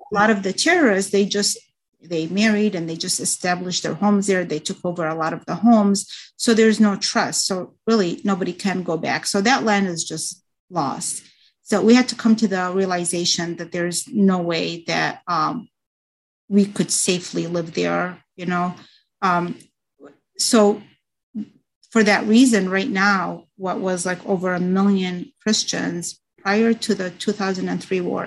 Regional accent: United States; also born or lived in Baghdad, Iraq; I was raised in the United States

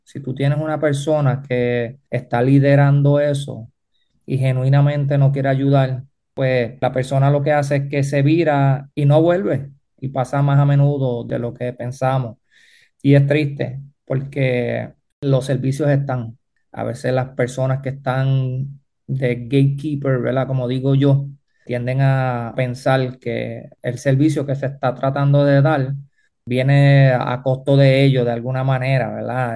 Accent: Manatí, Puerto Rico; Yo pues vengo de Manatí

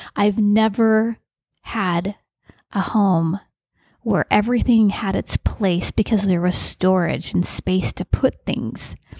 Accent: St. George, Utah, United States; I grew up in Saint George, Utah

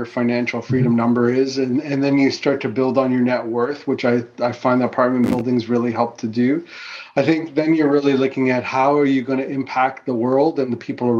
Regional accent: Fiji; also born or lived in Goa, India; now in Canada; I was born in the Fiji Islands

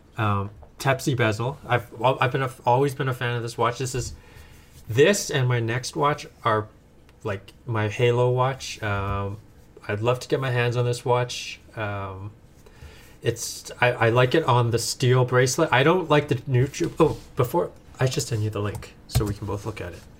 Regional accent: Edmonton, Alberta, Canada; moved away as an adult; now in California, United States; I was born and raised in Canada uh, in a little town called Edmonton, Alberta

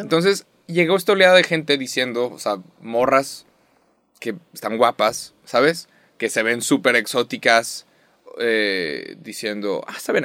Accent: Mexico

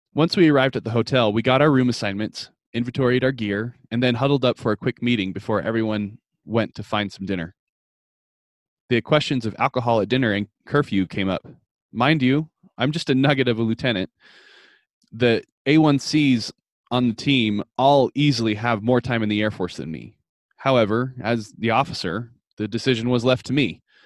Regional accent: Fort Collins, Colorado, United States; my hometown of Fort Collins, Colorado

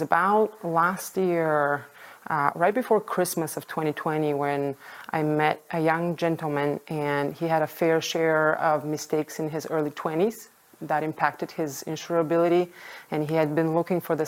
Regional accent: Bulgaria; moved away as an adult; now in United States; I was born and raised in Bulgaria, Eastern Europe

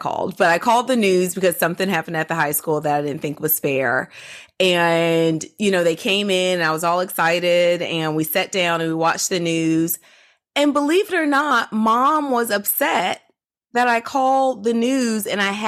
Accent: Georgia, United States; I grew up in the South. I grew up in Georgia

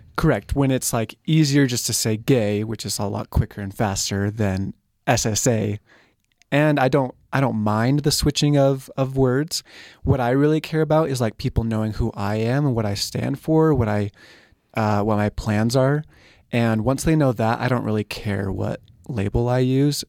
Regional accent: San Diego, California, United States; moved away; I'm from San Diego, California area

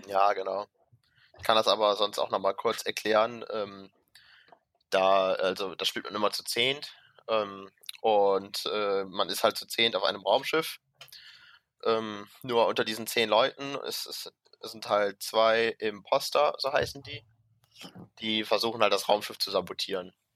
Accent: Mönchengladbach, North Rhine-Westphalia, Germany; wir haben ja in Rheindalen immer, äh, wo ich herkomme, montagsabends immer eine Leitungsrunde

